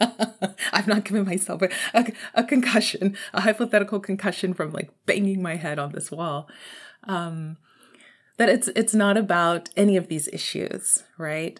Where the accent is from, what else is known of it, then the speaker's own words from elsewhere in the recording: Texas, United States; I'm from Texas, y'all. I'm from Texas